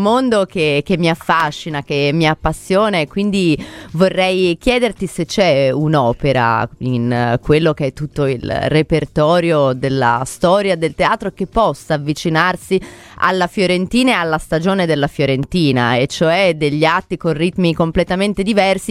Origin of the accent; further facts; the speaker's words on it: Fiesole, Tuscany, Italy; moved away; di fatto sono cresciuto in Fiesola